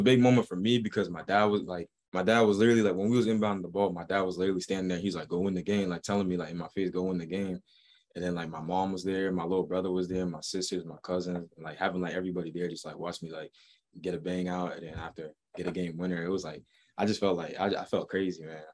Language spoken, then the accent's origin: English; Boston, Massachusetts, United States; I'm from Boston